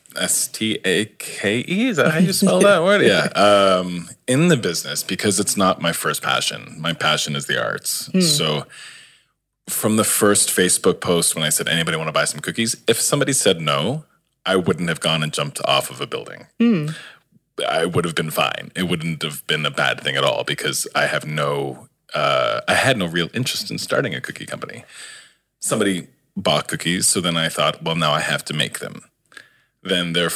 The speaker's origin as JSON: {"language": "English", "town": "St. John's", "region": "Newfoundland and Labrador", "country": "Canada", "tie": "born or raised there", "also_born_or_lived": "Halifax", "moved": "as an adult", "lives_now": "Toronto, Canada", "said": "I grew up in St. John's, Newfoundland, and not with a lot of money."}